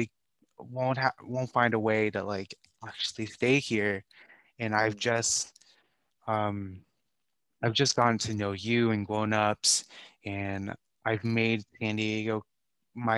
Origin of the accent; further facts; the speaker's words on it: Taiwan; also born or lived in Vancouver, British Columbia / Rhode Island; now in United States; I grew up in Taiwan